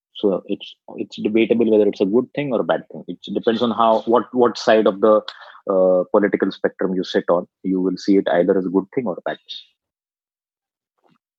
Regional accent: Aurangabad, Maharashtra, India; I am not from Pune. I'm from a smaller town uh, called Aurangabad, which is not so far from Pune

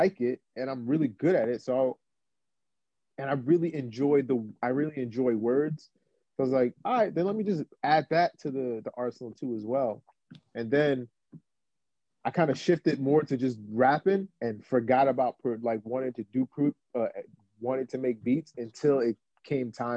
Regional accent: Roselle, New Jersey, United States; also born or lived in Newark, New Jersey; I'm from Roselle, New Jersey, small town. I like to tell people I'm 15 minutes away from Newark Airport, and born in Newark

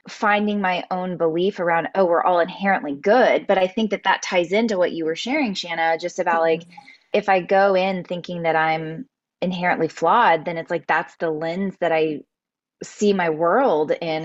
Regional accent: South Texas, United States; moved away as an adult; also born or lived in Dallas, Texas; now in Austin, United States; I grew up in South Texas

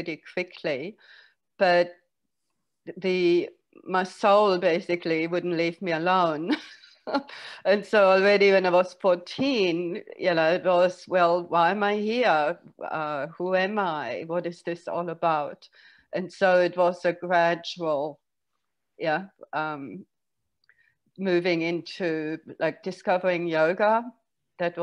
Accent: Germany; moved away as an adult; now in Australia; originally I was born in Germany, grew up there, hated it

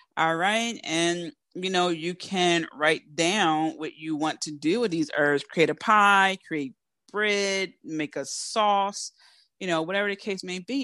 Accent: Philadelphia, Pennsylvania, United States; accent: Philly; Because I'm from Philly

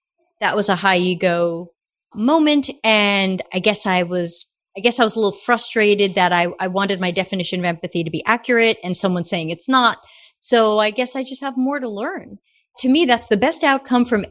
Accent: New York, United States; accent: Brooklyn; I grew up in New York

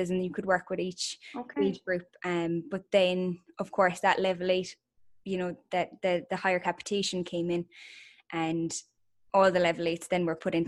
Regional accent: Killarney, Munster, Ireland; moved away as an adult; we are originally from Killarney

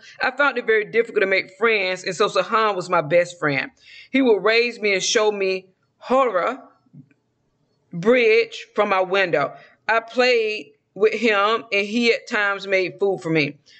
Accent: the South, United States; accent: southern; Okay, I do not need to be pronouncing these words with my southern accent.

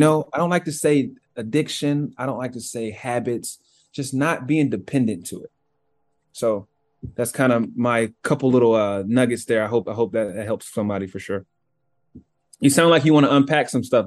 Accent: Cartersville, Georgia, United States; moved away as an adult; now in Seattle, United States; I'm from Georgia, from this small town in Georgia called Cartersville. Um, I live in Seattle now

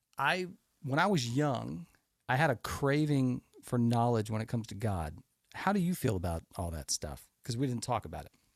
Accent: Houston, Texas, United States; I grew up in America. I grew up in Houston, Texas, one of the largest cities in the country.

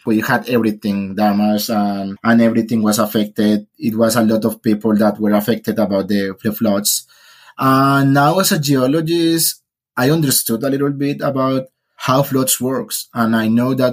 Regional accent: Colombia; English is a second language; moved away as an adult; now in Netherlands; Originally, I am from Colombia.

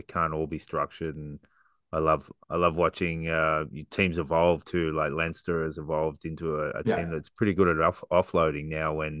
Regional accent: Newcastle, New South Wales, Australia; I grew up in Newcastle

